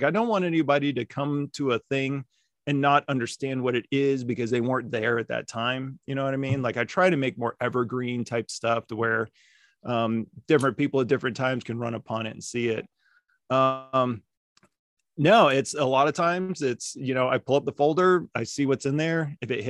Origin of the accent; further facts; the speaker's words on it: Las Vegas, Nevada, United States; also born or lived in Germany; So I grew up in Las Vegas. I grew up on the West Coast. My dad was in the Air Force, so we moved all around. Like we lived in Germany. He retired out in Vegas, so that's where I grew up.